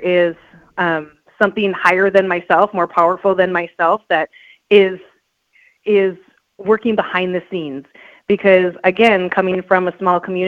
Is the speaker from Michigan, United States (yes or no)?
no; Beltrami, Minnesota, United States; now in East Grand Forks, United States; growing up in Beltrami, Minnesota, there's 101 people